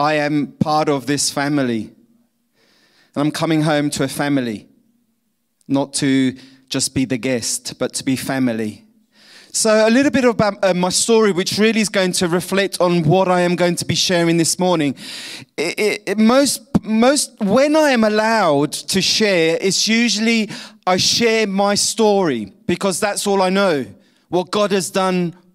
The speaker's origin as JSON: {"language": "English", "region": "London", "country": "United Kingdom", "tie": "born or raised there", "accent": "pommy", "moved": "yes", "said": "I was born in London, so I have this pommy accent, but the suntan is obvious that I'm not English"}